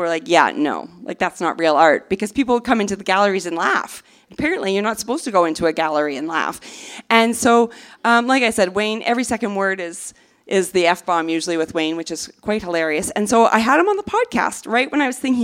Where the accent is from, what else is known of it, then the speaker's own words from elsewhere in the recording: Canada; now in United States; I'm Canadian